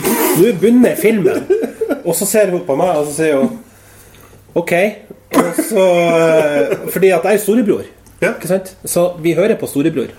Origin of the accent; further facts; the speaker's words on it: Northern Norway, Norway; now in Trondheim, Norway; Jeg er født, oppvokst i Nord-Norge